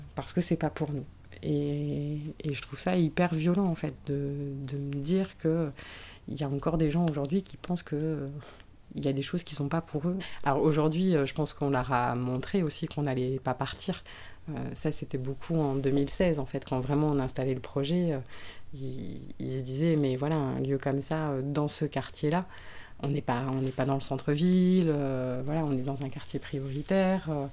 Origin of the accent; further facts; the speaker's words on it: Bruay-la-Buissière, Hauts-de-France, France; Moi, je viens de la région, je viens du bassin minier, je viens de Bruy-la-Buissière